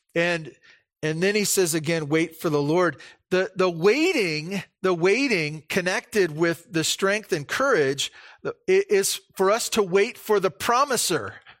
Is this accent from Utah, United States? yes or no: no; Santa Barbara, California, United States; moved away; when I grew up in Santa Barbara, I took the bus to s, to school.